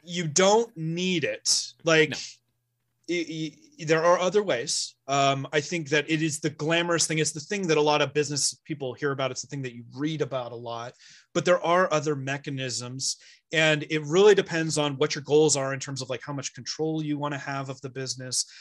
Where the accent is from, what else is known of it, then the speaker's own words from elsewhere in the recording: Bay Area, California, United States; moved away as an adult; now in Sierra Nevada foothills, United States; I'm originally from the Bay Area, like literally Silicon Valley